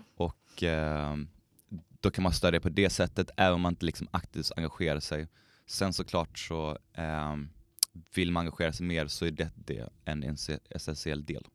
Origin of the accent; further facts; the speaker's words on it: Skåne, Sweden; now in Umeå, Sweden; Jag är uppväxt i Skåne